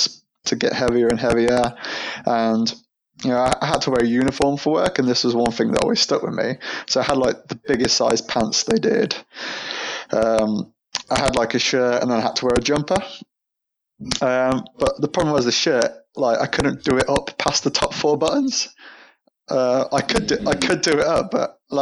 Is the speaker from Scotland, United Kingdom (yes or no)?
no; near Birmingham, West Midlands, United Kingdom; moved away as an adult; now in London, United Kingdom; I'm not originally from London. I used to live near Birmingham in the Midlands.